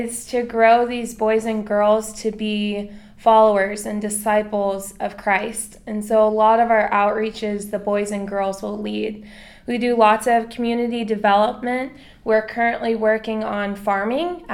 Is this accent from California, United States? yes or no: no; Atlanta, Georgia, United States; moved away as an adult; now in Manila, Philippines; I'm from Atlanta, Georgia, and I graduated from Dunwoody High School